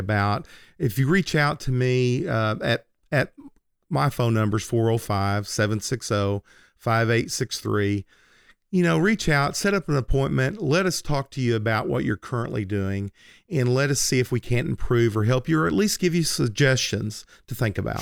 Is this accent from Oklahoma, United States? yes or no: yes; Lindsay, Oklahoma, United States; when I was a teenager, um, lit, growing up on Francis Street in Lindsay, Oklahoma